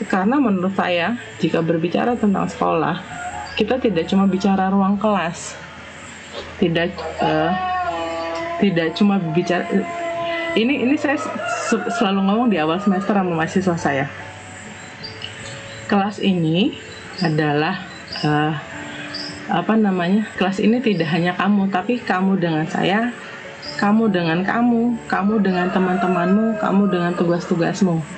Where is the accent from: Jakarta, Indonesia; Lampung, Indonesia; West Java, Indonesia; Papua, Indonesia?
Jakarta, Indonesia; aku besar di Jakarta SMA aku adalah di Setiabudi di Sudirman uh, rumahku di Bekasi